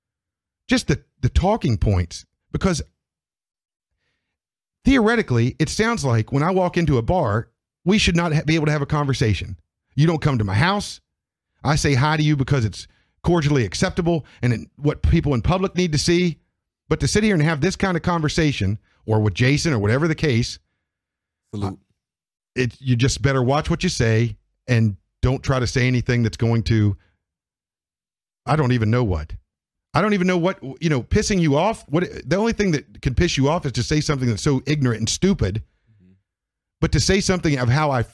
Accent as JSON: {"language": "English", "country": "United States", "said": "I identify as an American"}